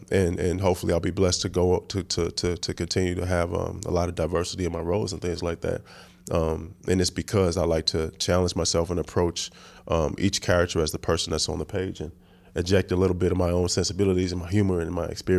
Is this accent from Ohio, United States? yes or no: no; Oakland, California, United States; also born or lived in New Orleans; Yeah, well, Magnolia, I'm from the Magnolia Projects. Then I lived there for a while, but then I moved and grew